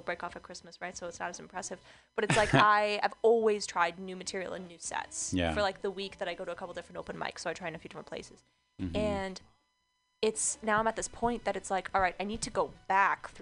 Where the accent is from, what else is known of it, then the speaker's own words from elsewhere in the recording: Orange County, California, United States; I'm a white girl, a blonde girl, I'm from Orange County